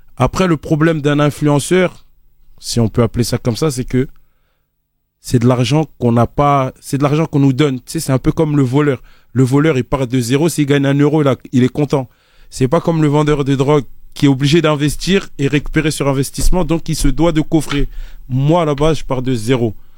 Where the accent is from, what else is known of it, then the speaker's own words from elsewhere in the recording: Côte d’Ivoire; je suis ivoirien, c'est inné